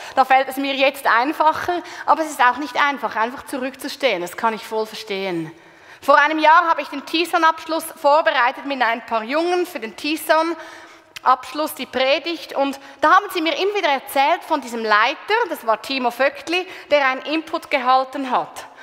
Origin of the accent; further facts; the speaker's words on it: Switzerland; bei uns in der Schweiz